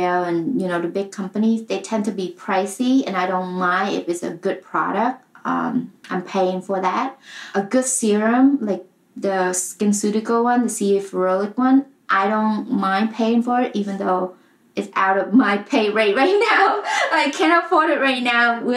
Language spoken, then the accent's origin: English; Vietnam; moved away; I grew up in Vietnam